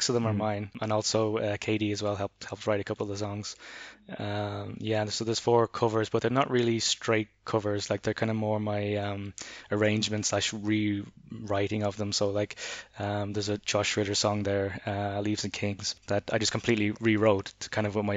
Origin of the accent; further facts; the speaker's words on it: Ireland; moved away; also born or lived in Berlin; growing up in Ireland